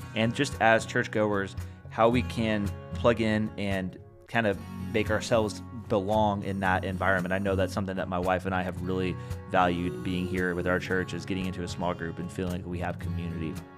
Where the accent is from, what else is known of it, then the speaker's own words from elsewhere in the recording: Indiana, United States; I'm also from Indiana